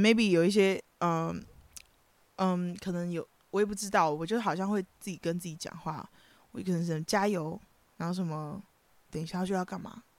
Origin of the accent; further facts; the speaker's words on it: Kaohsiung, Taiwan; moved away as an adult; now in Taipei, Taiwan; 我是高雄人啦